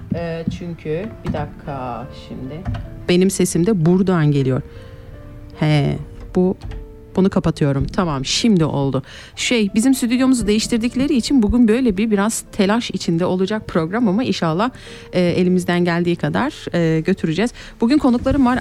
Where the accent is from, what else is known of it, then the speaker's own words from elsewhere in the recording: Kayseri, Kayseri Province, Turkey; now in Switzerland; ben Kayseri'den, Erciyes'ten gelen bir insanım